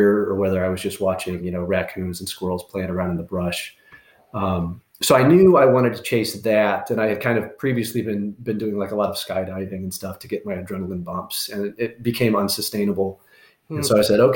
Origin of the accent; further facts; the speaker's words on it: Iowa, United States; moved away as an adult; also born or lived in Michigan / Florida / North Carolina / Washington, D.C.; now in Arizona, United States; I can come back home to Iowa and hunt pheasant and quail around my hometown